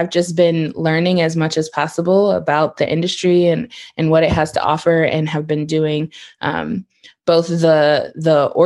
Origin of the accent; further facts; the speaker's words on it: Detroit, Michigan, United States; I am from Detroit, and I am used to like city environments